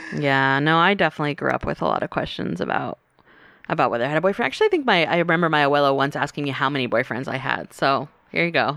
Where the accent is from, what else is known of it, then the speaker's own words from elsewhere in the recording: North Carolina, United States; growing up in the South in North Carolina